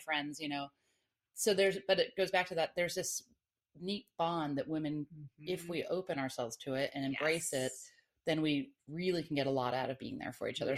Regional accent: Atlanta, Georgia, United States; now in Florida, United States; I lived, I grew up in Atlanta, but I'm from Florida originally

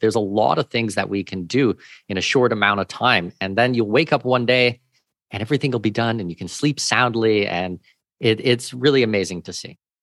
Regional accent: Southwestern Ontario, Canada; moved away as an adult; also born or lived in Australia / Singapore / New Zealand / Middle East; now in Panama City, Panama; I'm from Southwestern Ontario, uh, born and raised Canadian, but I have been living overseas for going on twenty-three years now.

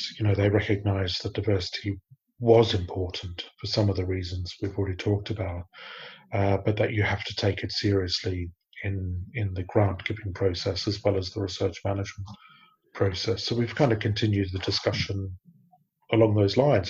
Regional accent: Australia; moved away as an adult; now in United Kingdom; I grew up in Australia. I've lived in the UK for about 20 years now

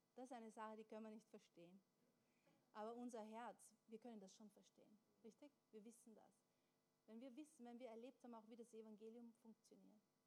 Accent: Austria; wir sind in Österreich geboren und aufgewachsen

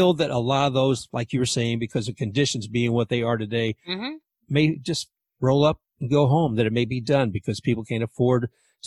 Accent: Louisville, Kentucky, United States; now in Tampa, United States

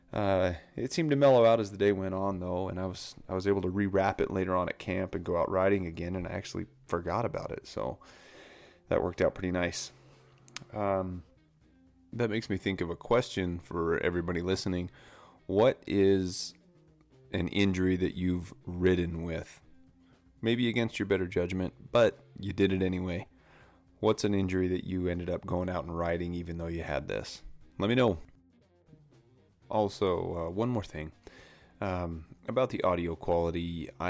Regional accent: Orem, Utah, United States; I started off in Orem, and my parents moved me down to uh, Spanish Fork area, and I stayed down there.

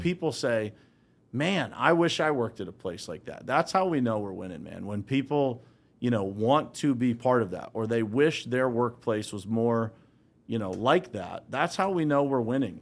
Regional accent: Uniontown, Pennsylvania, United States; I grew up right here in Western Pennsylvania, so I grew up in a small town called Uniontown, Pennsylvania

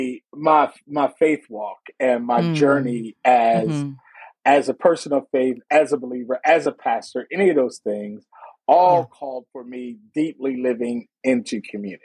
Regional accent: Philadelphia, Pennsylvania, United States; Growing up in Philadelphia

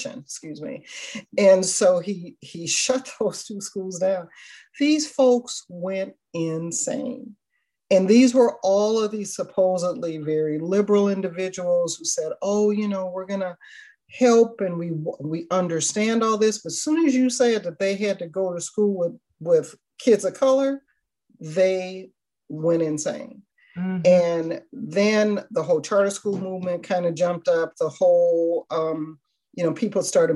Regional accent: Minneapolis, Minnesota, United States; I grew up in South Minneapolis, we had it was very distinct redlining there

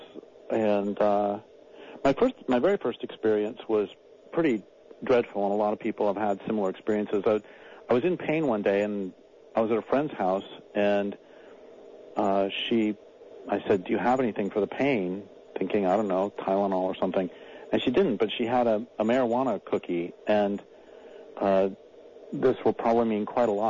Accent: Colorado, United States; also born or lived in Nebraska / Nevada / North Idaho / Eastern Washington; now in Crescent City, United States; I was born in Nebraska, grew up in Colorado

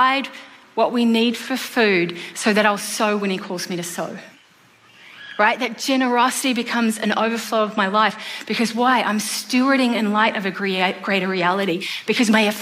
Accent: New Zealand; moved away; I'm from New Zealand, so there's no such thing as Thanksgiving in New Zealand.

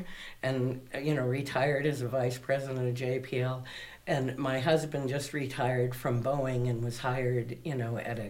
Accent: Chicago, Illinois, United States; moved away; also born or lived in California / New Mexico; growing up in Chicago, which was a city that was affected seriously in the 60s.

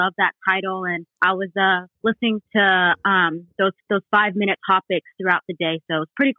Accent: Sacramento, California, United States; I'm from Sacramento, California.

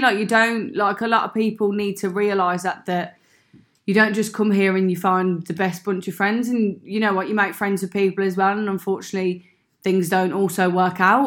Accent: Birmingham, West Midlands, United Kingdom; accent: Brummy; moved away as an adult; now in Sydney, Australia; I am from Birmingham

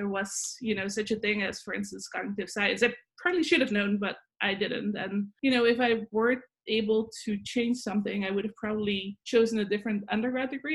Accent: Netherlands; moved away as an adult; now in Buffalo, United States; I'm originally from the Netherlands, so I grew up there

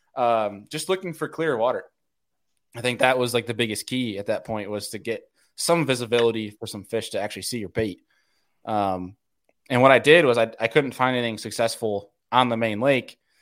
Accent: New Yorker, United States; moved away; being the New Yorker

